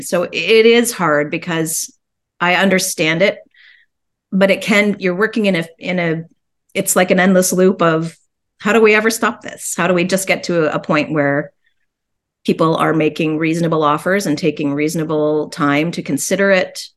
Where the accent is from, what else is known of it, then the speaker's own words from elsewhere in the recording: Guelph, Ontario, Canada; I grew up in Guelph